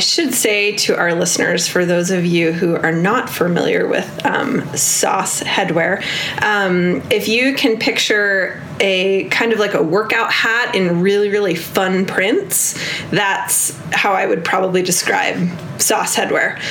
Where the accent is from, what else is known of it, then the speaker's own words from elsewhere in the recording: New York, United States; now in Bozeman, Montana, United States; I did not grow up Nordic skiing because I grew up in New York